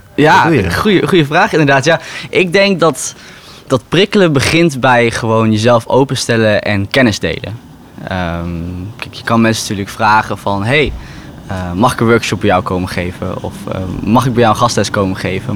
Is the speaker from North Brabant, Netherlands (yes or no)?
no; Raalte, Overijssel, Netherlands; moved away as an adult; now in Rotterdam, Netherlands; Geboren en getogen in Raalte